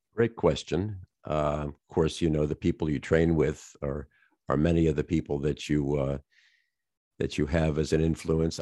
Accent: Colonial Heights, Virginia, United States; I grew up in a little town, uh, south of Richmond, Virginia

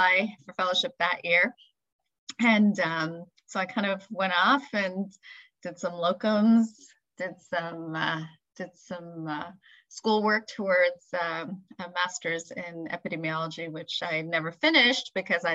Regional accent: Montreal, Quebec, Canada; also born or lived in India; I was actually born in India, but my parents moved to Montreal when I was 5. So I grew up in Montreal.

